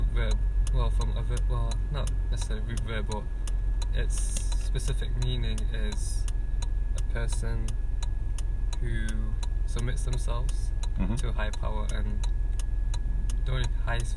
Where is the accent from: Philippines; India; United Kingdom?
United Kingdom; Manchester, North West England; moved away as an adult; now in Hitachi, Japan; I'm from Manchester, UK.